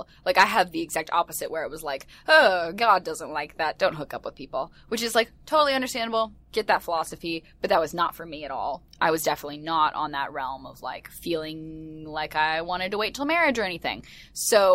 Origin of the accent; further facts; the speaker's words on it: the South, United States; moved away; I was from very strict South where you did the exact same thing